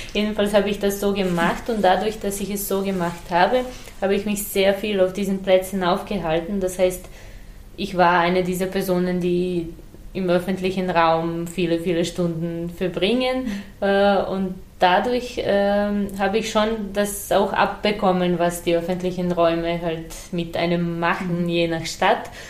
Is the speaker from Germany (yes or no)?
no; Serbia; born or raised there; first language Serbian; German is a second language; moved away